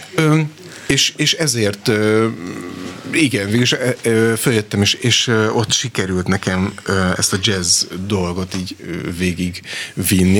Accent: Kaposvár, Somogy, Hungary; én magam is kaposvári születésű vagyok

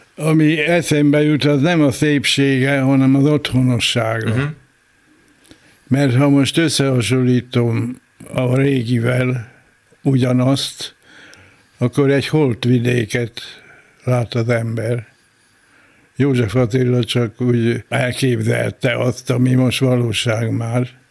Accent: Iszkáz, Veszprém County, Hungary; also born or lived in Tapolca; Az első a szülőhelyem

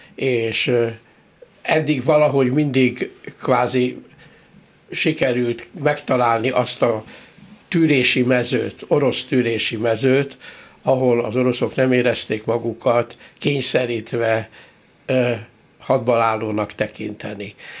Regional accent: Hungary; büszke magyarként

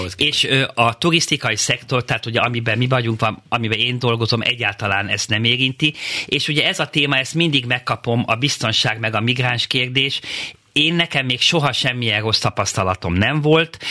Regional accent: Hungary

